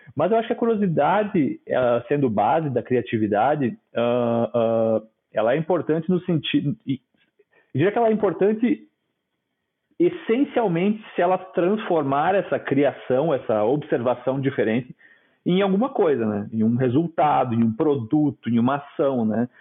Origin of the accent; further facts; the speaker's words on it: Nova Prata, Rio Grande do Sul, Brazil; sou do interior do Rio Grande do Sul, da Serra, de Nova Prata